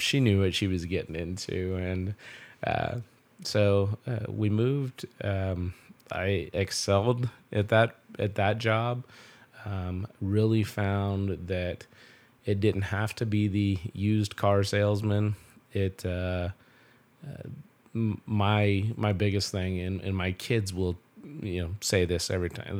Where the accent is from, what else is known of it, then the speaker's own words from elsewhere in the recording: Belleville, Kansas, United States; I grew up here in Belleville, um, uh, born and raised